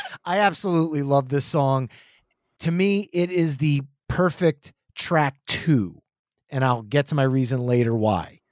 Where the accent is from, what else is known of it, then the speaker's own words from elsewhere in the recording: New Jersey, United States; we're from New Jersey.